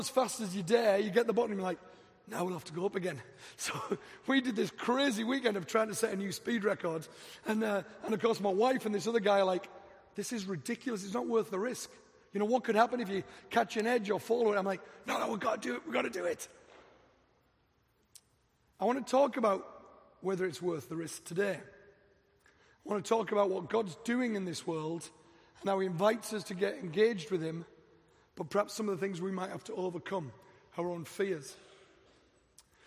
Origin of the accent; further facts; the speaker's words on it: England, United Kingdom; moved away as an adult; also born or lived in Dallas; now in Denver, United States; I'm from England. I've been in America 3 years